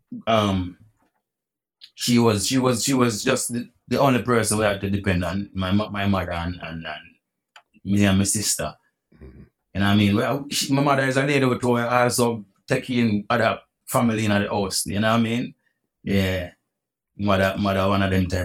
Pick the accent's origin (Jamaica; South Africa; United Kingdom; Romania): Jamaica; Port Antonio, Portland Parish; moved away as an adult; now in New York, United States; Born and grew up in Portland.